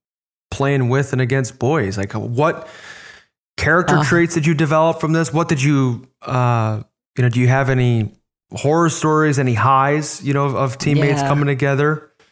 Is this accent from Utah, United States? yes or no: no; Orland Park, Illinois, United States; I grew up in Southside Chicago. Orland Park was the name of our suburb